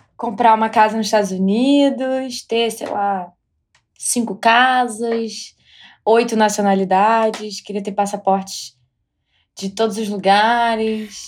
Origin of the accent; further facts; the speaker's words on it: Brazil; moved away as an adult; now in United States; saí do Brasil, eu estou aqui